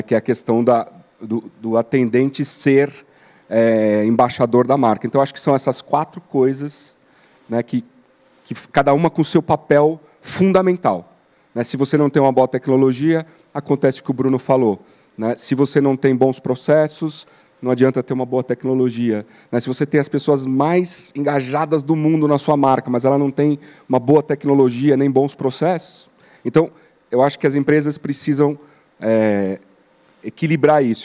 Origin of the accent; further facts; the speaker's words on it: Brazil; como brasileiro e como consumidor